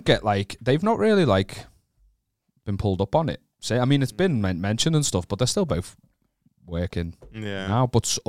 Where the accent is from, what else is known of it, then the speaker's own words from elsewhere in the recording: Wallasey, North West England, United Kingdom; I'm from Wallasey.